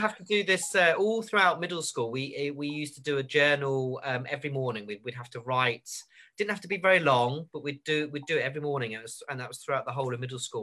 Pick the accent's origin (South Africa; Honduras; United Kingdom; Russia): United Kingdom; Surrey, South East England; moved away; I come from Surrey originally, and in Surrey, you've got quite a lot of village ponds